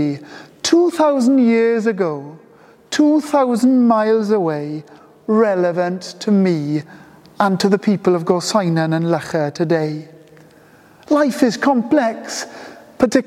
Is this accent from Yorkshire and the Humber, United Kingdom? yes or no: yes; Pontefract, Yorkshire and the Humber, United Kingdom; I was brought up in Ponte de Leis, and one of our Christmas traditions as a kid was going to Ponte de Leis Garden Centre